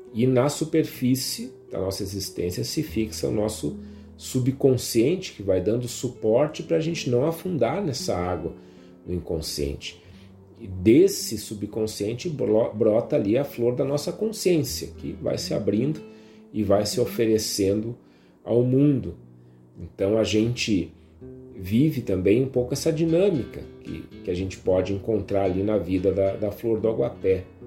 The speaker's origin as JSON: {"language": "Portuguese", "town": "Viamão", "region": "Rio Grande do Sul", "country": "Brazil", "tie": "born or raised there", "said": "a região aqui em Viamão onde eu cresci, onde a Karine, minha esposa, também cresceu"}